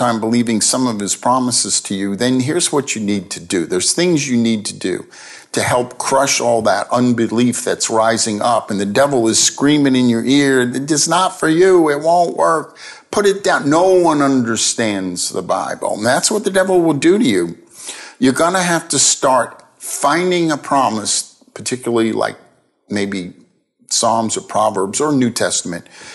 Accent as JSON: {"language": "English", "country": "United States", "tie": "born or raised there", "said": "growing up in America"}